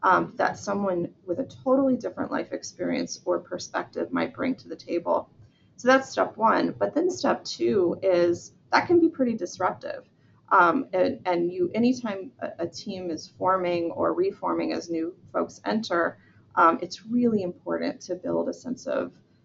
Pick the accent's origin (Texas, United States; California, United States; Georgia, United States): Georgia, United States; I'm from Georgia in the southern part of the United States.